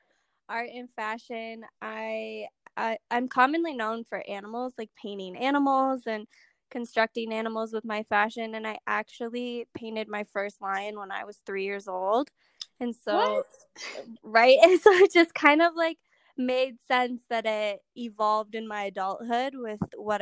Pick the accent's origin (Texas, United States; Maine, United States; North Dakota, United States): North Dakota, United States; I'm from North Dakota